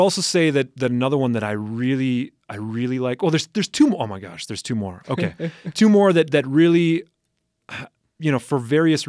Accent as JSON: {"language": "English", "region": "Upper Midwest", "country": "United States", "said": "But I'm also from the Upper Midwest."}